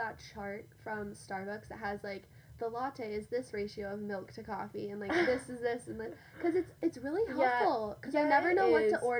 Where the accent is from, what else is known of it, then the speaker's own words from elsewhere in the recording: Colorado, United States; Because also, I grew up mainly in Colorado, and so it's very similar to mm-hmm. Utah.